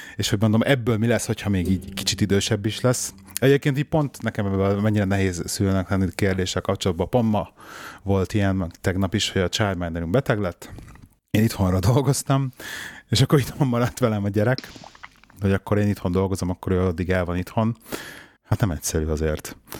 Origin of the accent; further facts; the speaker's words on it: Budapest, Hungary; én meg ugye ilyen belvárosi bérházban nőttem föl